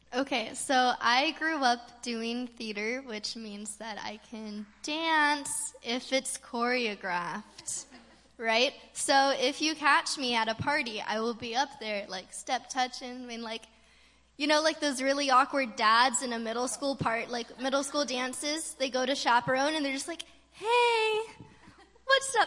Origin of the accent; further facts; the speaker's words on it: California, United States; growing up in California, we don't have a lot of storms